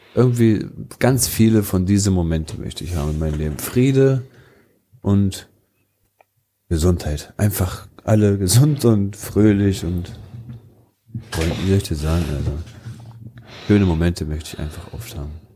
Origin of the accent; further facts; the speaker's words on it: Wolfsburg, Lower Saxony, Germany; dreißig Jahre, ich komme aus Wolfsburg.